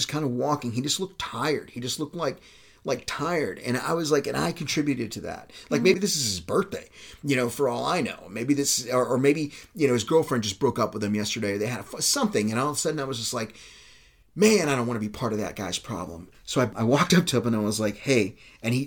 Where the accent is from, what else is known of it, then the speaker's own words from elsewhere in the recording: Texas, United States; I'm from Texas. I ain't from no Kentucky.